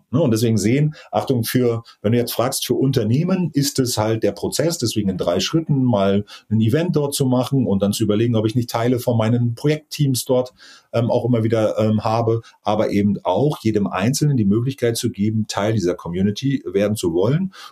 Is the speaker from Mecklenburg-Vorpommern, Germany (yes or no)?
yes; Mecklenburg-Vorpommern, Germany; Tatsächlich, wie gesagt, bin groß geworden auf Rügen und tatsächlich ist da auch mein Heimatstrand in Prora.